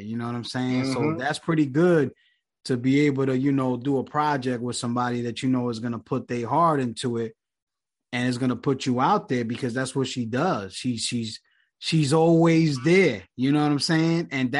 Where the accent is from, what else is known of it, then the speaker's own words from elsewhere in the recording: New York, United States; now in Philadelphia, United States; I'm originally from New York, but I'm in Philly now.